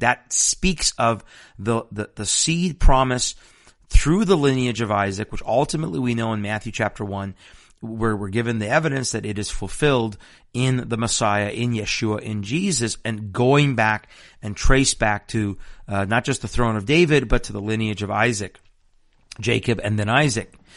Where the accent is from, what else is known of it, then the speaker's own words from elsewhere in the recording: Iran; now in Washington State, United States; I'm also Persian from Iran